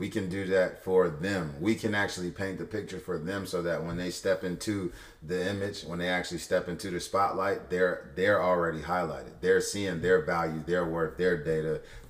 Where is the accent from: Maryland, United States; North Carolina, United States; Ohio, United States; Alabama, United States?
Ohio, United States; Cleveland; I'm from Cleveland, and I play for West Virginia.